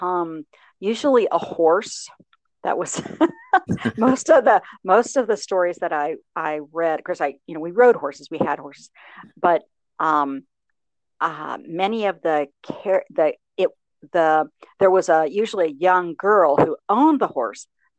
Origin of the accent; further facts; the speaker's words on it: Licking County, rural Ohio, United States; I grew up in rural Ohio in Licking County, which is a kind of farming community.